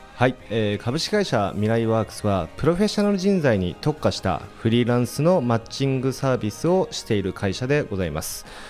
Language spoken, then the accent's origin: Japanese; Kawasaki, Kanagawa, Japan; 川崎市出身ですので